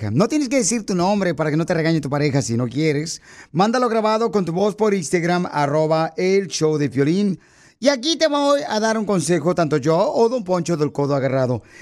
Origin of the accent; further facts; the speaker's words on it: Michoacán, Mexico; now in United States; ¿a qué venimos de Michoacán a Estados Unidos?